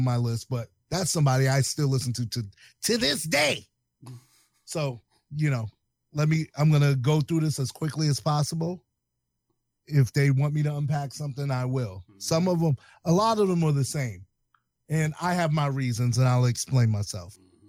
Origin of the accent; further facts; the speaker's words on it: the East, East Coast, United States; even though I was from the East, we used to listen to a lot of stuff from the West